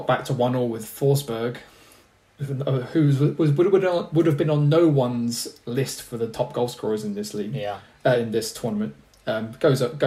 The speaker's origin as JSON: {"language": "English", "region": "England", "country": "United Kingdom", "said": "I'm English"}